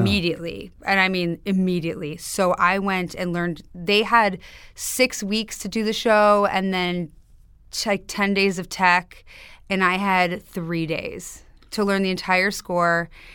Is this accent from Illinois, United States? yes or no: yes; Highland Park, Illinois, United States; accent: Chicago; In Chicago, outside Chicago, Highland Park. It's a a North Shore suburb